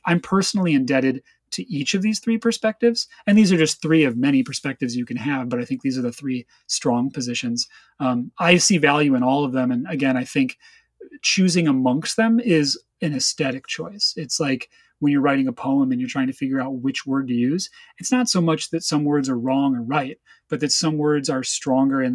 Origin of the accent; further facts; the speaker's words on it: Chicago, Illinois, United States; moved away; also born or lived in West Coast; I'm originally from Chicago, and in Chicago, in the music scene that I participated